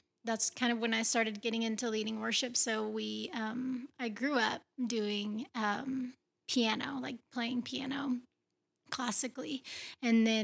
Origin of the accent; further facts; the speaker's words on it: Tulsa, Oklahoma, United States; I was born and raised in Tulsa